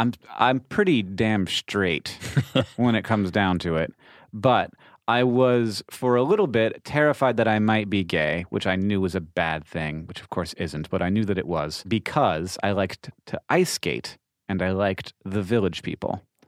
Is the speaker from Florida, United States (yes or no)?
yes; Orlando, Florida, United States; I grew up in Orlando.